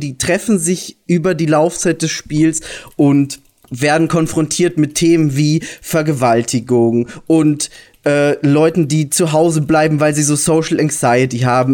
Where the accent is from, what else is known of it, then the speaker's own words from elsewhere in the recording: Austria; ich bin Österreicher